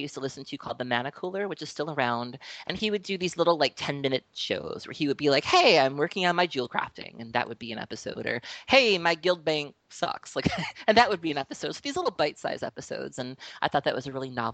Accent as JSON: {"language": "English", "town": "Milwaukee", "region": "Wisconsin", "country": "United States", "tie": "born or raised there", "said": "I am from Milwaukee, Wisconsin, born and raised"}